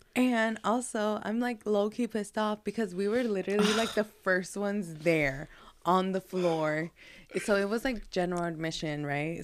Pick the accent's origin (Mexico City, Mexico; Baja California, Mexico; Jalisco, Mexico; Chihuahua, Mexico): Jalisco, Mexico; Guadalajara; moved away; we're from Guadalajara, Jalisco, as you know, so we're chivistas